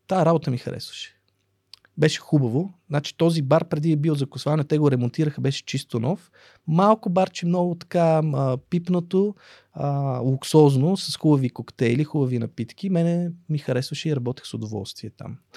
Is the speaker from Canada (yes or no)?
no; Russia; born there; аз имам двойно гражданство, аз съм роден в Русия не съм живял там, ходил съм на гости на роднини, в момента имам роднини и в Русия, и в Украина.